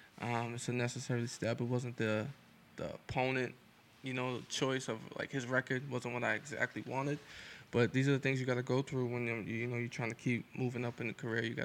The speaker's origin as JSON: {"language": "English", "town": "Lynn", "region": "Massachusetts", "country": "United States", "tie": "born or raised there", "said": "I grew up in Lynn my whole life"}